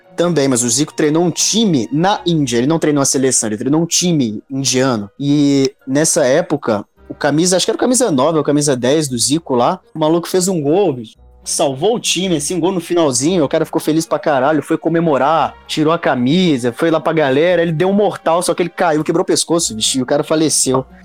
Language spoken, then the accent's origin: Portuguese; Belo Horizonte, Minas Gerais, Brazil; eu sou aqui de Belo Horizonte